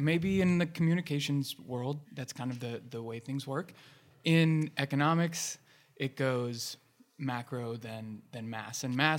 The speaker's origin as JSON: {"language": "English", "region": "Ohio", "country": "United States", "said": "I think I came here from Central Ohio because I loved the community here."}